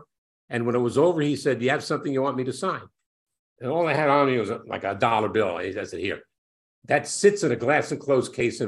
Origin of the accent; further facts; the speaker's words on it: New York City, New York, United States; I grew up in Brooklyn.